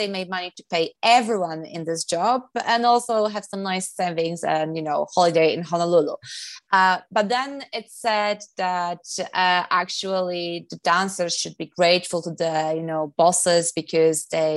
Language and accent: English; Poland; moved away as an adult; also born or lived in London; I came from Poland.